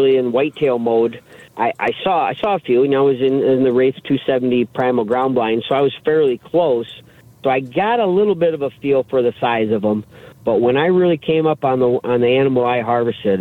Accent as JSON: {"language": "English", "area": "the Thumb", "region": "Michigan", "country": "United States", "tie": "born or raised there", "said": "growing up in Sebring in the Thumb there, I grew up in a family of, you know, fishing and hunting"}